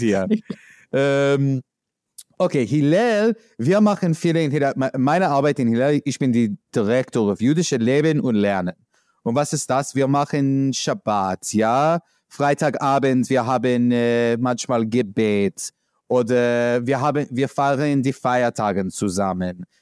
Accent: New York, United States; German is a second language; moved away as an adult; now in Berlin, Germany; ich komme aus New York

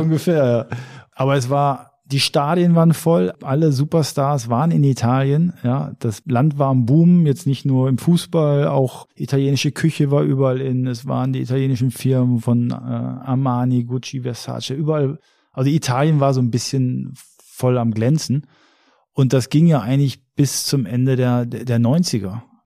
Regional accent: Germany; ich bin Deutscher

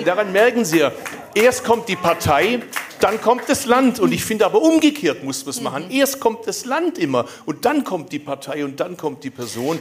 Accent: Bad Urach, Baden-Württemberg, Germany; accent: Swabian; moved away as an adult; ich komme aus Urach, das ist Schwäbische Alb

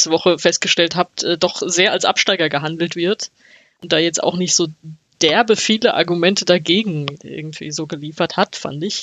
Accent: Bochum, North Rhine-Westphalia, Germany; Also weiß ich nicht, wo ich als Bochumer ansetzen würde.

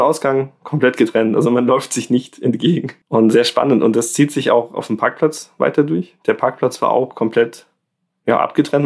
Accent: Germany; bei uns in Deutschland

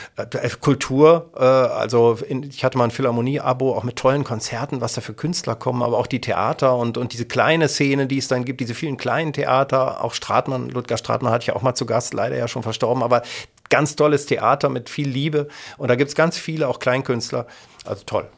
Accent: Kassel, Hesse, Germany; also born or lived in Detmold / Siegen; now in Essen, Germany; Kassel, wo ich geboren bin und, und hier aufgewachsen bin

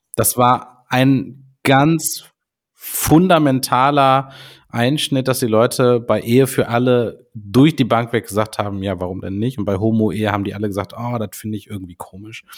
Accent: Rhineland, Germany; bei uns im Rheinland

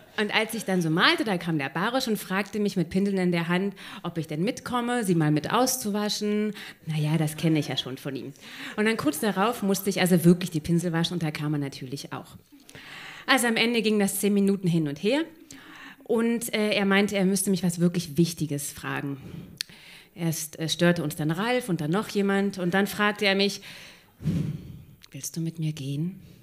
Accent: Berlin, Germany; ich bin halt in Kreuzberg aufgewachsen, hier genau um der Ecke

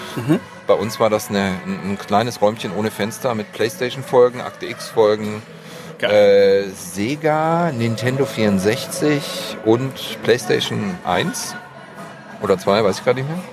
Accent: Stuttgart, Baden-Württemberg, Germany; moved away as an adult; also born or lived in Marbach am Neckar; now in Düsseldorf, Germany; ursprünglich Schwabe, Stuttgart, geboren in Schillers Geburtsstadt Marbach

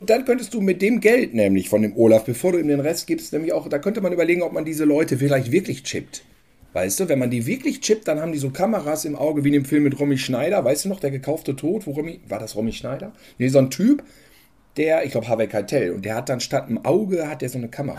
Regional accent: North Rhine-Westphalia, Germany; bei uns in NRW

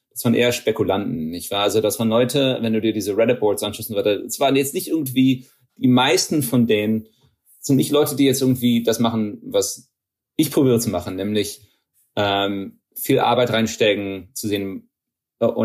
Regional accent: Texas, United States; Ähm, meine Familie kommt aus, aus Niedersachsen. Ähm, ich bin in Texas aufgewachsen.

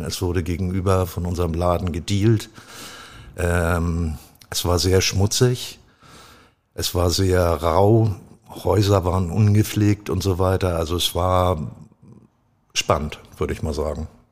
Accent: Hamburg, Germany; also born or lived in United States; Ich bin Hamburger durch und durch. Ich liebe diese Stadt. Es ist für mich äh, echte Heimat, mein Hafen, mein St. Pauli

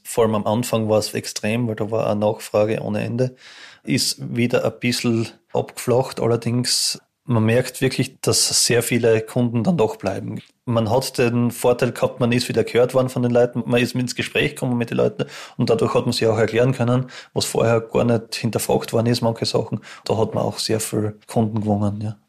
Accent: Styria, Austria; moved away as an adult; now in St. Gertraud, Austria; ich bin ursprünglich aus der Steiermark und eben daher geheiratet.

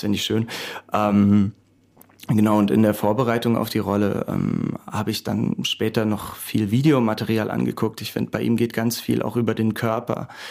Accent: Karlsruhe, Baden-Württemberg, Germany; waren jetzt auch in meiner Heimatstadt unterwegs, in Karlsruhe

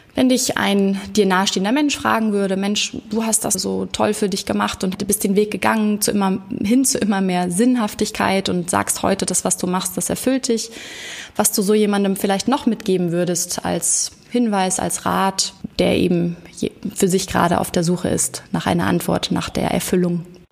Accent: Hamburg, Germany; heute aus Hamburg, meiner Heimatstadt

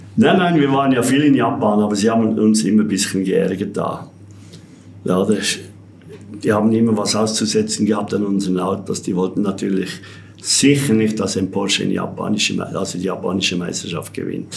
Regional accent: Entlebuch, Lucerne, Switzerland; Ich bin ja in Entlebuch geboren, da haben wir ja keinen See

